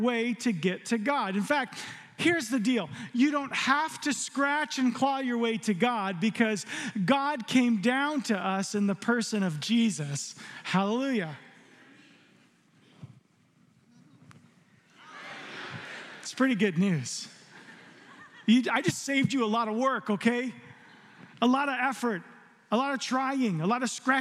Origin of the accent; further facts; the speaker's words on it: Arizona, United States; growing up in Arizona, there's a lot of lightning and thunder